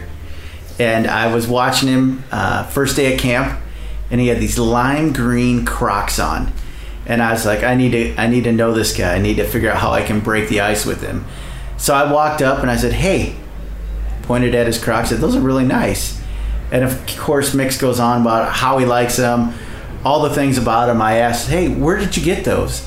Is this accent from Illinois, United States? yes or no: yes; Rock Island, Illinois, United States; also born or lived in Moline, Illinois; now in Minneapolis, United States; So I grew up in Northwest Illinois. It's called the Quad Cities. I grew up in Rock Island and Moline.